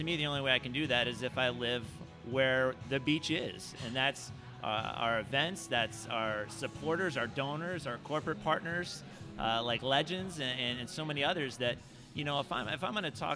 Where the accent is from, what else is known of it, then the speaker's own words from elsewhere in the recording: Laguna Niguel, California, United States; growing up in Laguna Niguel